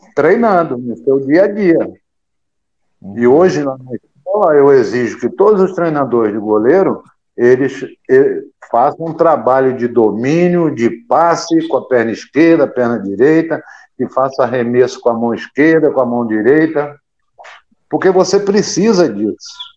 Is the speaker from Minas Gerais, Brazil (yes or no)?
yes; interior of Minas Gerais, Brazil; moved away; also born or lived in Rio de Janeiro; eu sou do interior de Minas. E o uhum. mineiro interiorano, ele tem o apelido de caipira. E eu cheguei no Vasco da Gama, vindo do interior de Minas